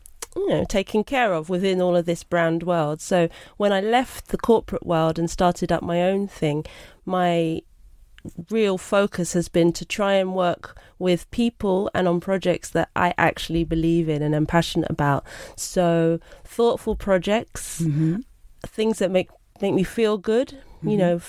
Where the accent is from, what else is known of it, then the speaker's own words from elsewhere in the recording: Brixton, London, United Kingdom; I'm from Brixton, born and bred, and I am of Jamaican and British heritage.